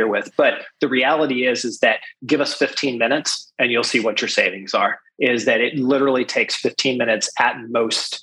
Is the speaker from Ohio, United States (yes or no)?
yes; Greenville, Ohio, United States; moved away; I was born in Greenville, Ohio, and grew up there and through high school